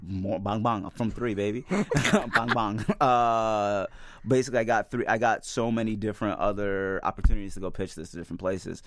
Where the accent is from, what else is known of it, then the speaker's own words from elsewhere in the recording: Midwest, United States; I'm a Midwesterner